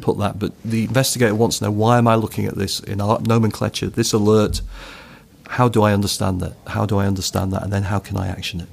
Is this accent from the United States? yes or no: no; United Kingdom; I'm a Brit